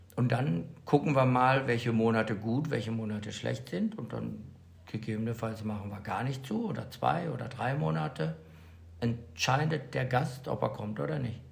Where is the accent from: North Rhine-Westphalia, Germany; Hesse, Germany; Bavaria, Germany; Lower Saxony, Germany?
North Rhine-Westphalia, Germany; Bad Salzuflen; moved away as an adult; now in Mallorca, Spain; Aus dem schönen Kurort Bad Salzuflen